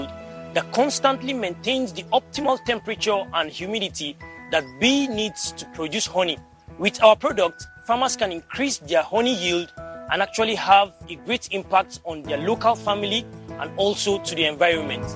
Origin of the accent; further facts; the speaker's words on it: Jos, Plateau, Nigeria; I am 23 years old and I am from Jos, Nigeria